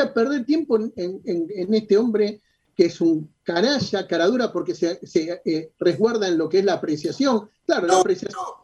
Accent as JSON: {"language": "Spanish", "country": "Argentina"}